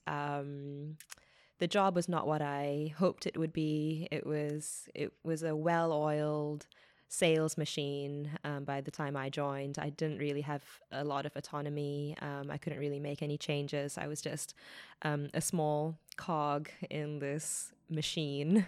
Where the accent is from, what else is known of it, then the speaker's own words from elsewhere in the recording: New Zealand; moved away as an adult; also born or lived in Australia; as a New Zealander